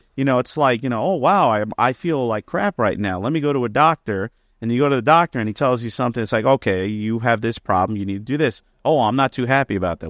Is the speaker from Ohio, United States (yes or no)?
no; Elizabeth, New Jersey, United States; I'm from Elizabeth, New Jersey